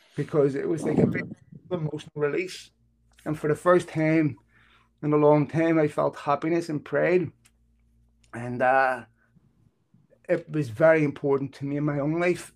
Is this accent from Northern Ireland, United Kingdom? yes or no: yes; Belfast, Northern Ireland, United Kingdom; moved away as an adult; now in Los Angeles, United States; We're coming coming from Belfast